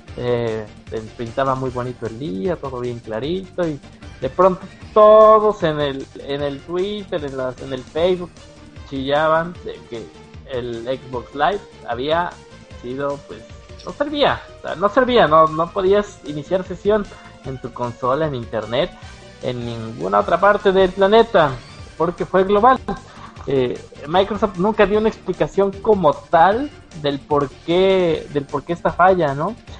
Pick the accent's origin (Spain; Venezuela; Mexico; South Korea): Mexico; lo hablamos aquí nosotros como mexicanos